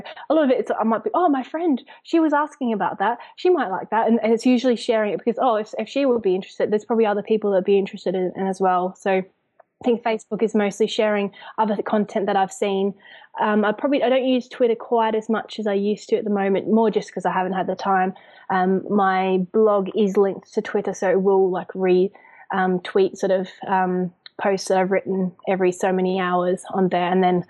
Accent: Zambia; also born or lived in Australia; now in United Kingdom; I'm obviously Australian, but I grew up in Zambia and then I live in the UK.

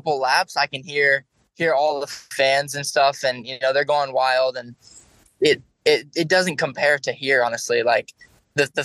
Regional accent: Florida, United States; I grew up in Florida

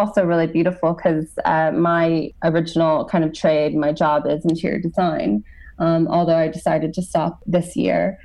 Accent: United States; moved away as an adult; I am American and I, you know, grew up in the United States. I've been away for over 12 years now

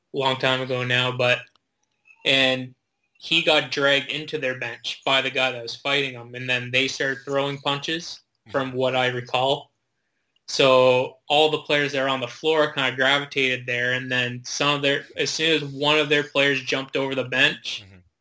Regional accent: Fergus/Elora area, Ontario, Canada; I played in my hometown mm-hmm. and stayed there, and most of the players were from Elora or Fergus

